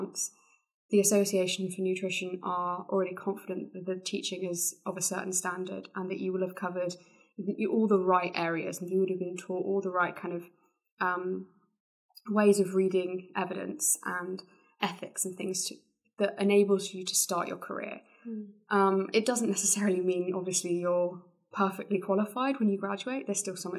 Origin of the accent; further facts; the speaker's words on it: near Exeter, South West England, United Kingdom; based in Exeter, which was close to my hometown.